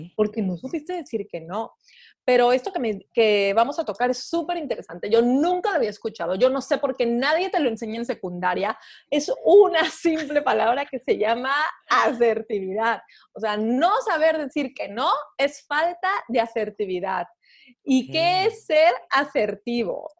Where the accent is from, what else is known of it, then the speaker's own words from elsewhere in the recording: Veracruz, Mexico; como buena jarocha